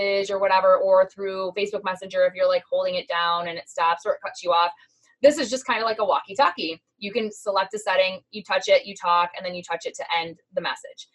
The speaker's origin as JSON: {"language": "English", "region": "Midwest", "country": "United States", "said": "because we are from the Midwest. We automatically talk relatively quickly"}